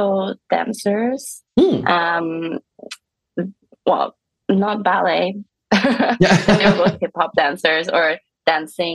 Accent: Stockholm, Stockholm County, Sweden; moved away; also born or lived in Vienna, Austria; I'm from Stockholm

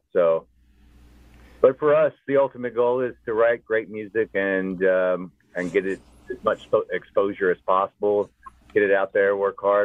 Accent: Brownsville, Tennessee, United States; Originally, I grew up outside of Memphis in a town called Brownsville. Tiny town, cotton fields and soybeans.

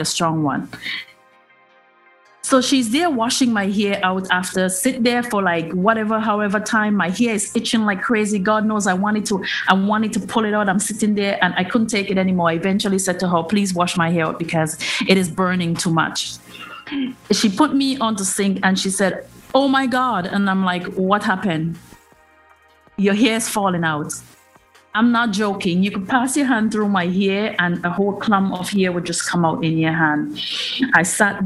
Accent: Trinidad & Tobago; now in Canada; I'm in Trinidad

